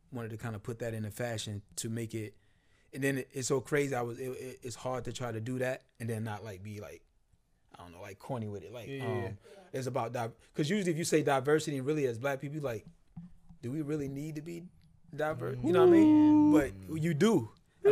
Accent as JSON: {"language": "English", "town": "New York City", "region": "New York", "country": "United States", "tie": "born or raised there", "also_born_or_lived": "the South (US)", "moved": "yes", "lives_now": "Virginia, United States", "said": "Brooklyn, where I kind of grew up most of my life, I was born in the South, grew up in New York"}